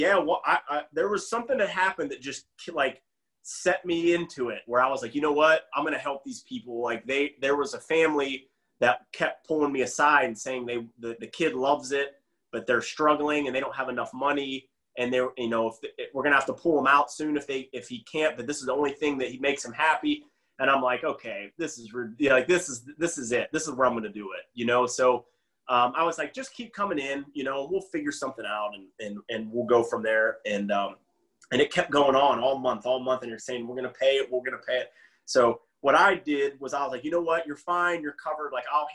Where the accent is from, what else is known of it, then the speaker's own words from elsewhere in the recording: Beaver County, Pennsylvania, United States; moved away; I would teach a bunch in the area I'm from in Beaver County, Pennsylvania